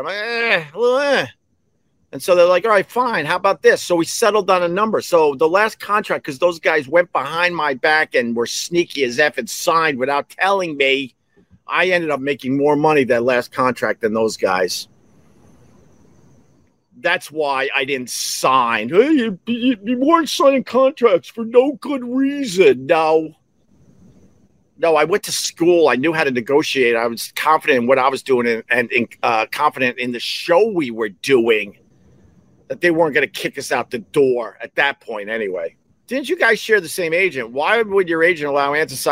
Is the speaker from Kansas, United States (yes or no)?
no; Long Island, New York, United States; I'm a kid from Long Island that grew up extremely poor.